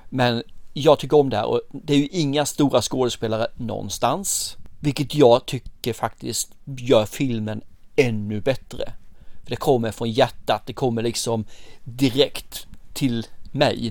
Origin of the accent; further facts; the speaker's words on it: Sweden; vi svenskar